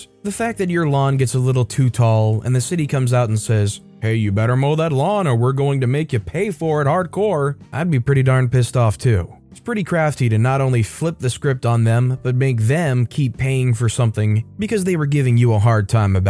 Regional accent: New England, United States; I grew up in New England, long, miserable, cold winters.

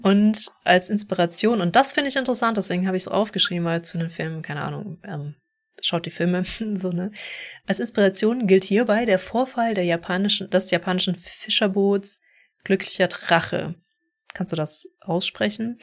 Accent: Stuttgart area, towards the Black Forest, Baden-Württemberg, Germany; da wo ich herkomme, Großraum Stuttgart, Richtung Schwarzwald

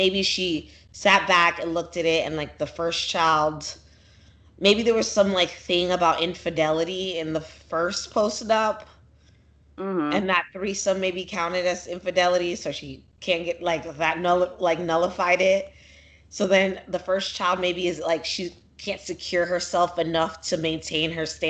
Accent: Nigeria; I'm Nigerian

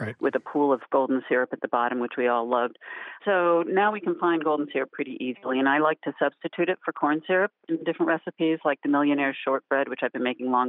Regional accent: Wilbraham, Massachusetts, United States; This is …. I'm from Wilbraham, Massachusetts.

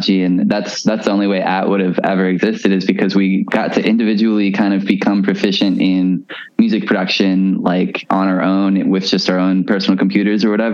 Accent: Baltimore, Maryland, United States; I'm from Baltimore

